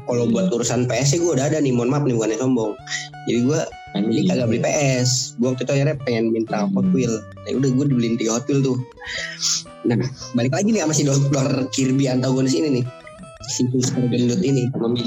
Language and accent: Indonesian; Cirebon, West Java, Indonesia; gue masih di Cirebon kan kampung halaman gue ini